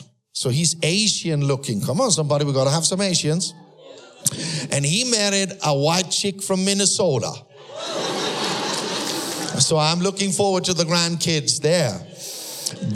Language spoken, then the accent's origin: English; Austria; first language German; English is a second language; moved away; also born or lived in Sweden; I'm a first generation believer that was born in Austria